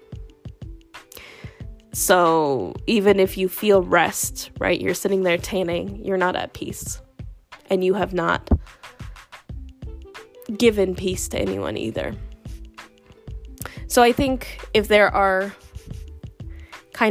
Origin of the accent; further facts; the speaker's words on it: the South, United States; I grew up in the South